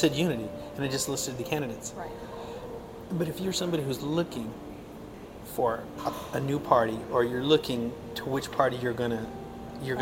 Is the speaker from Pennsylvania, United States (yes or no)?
no; Wyoming, United States; moved away as an adult; also born or lived in Tucson; now in Phoenix, United States; growing up in Wyoming